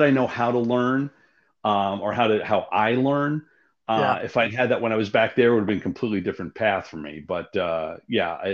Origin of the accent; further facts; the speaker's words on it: Yonkers, New York, United States; moved away as an adult; also born or lived in Omaha; I was born and raised in Yonkers, which is just north of the city